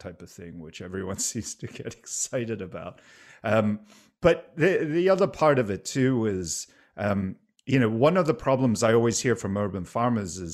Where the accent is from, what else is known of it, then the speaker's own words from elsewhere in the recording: Singapore; moved away; I grew up in Singapore.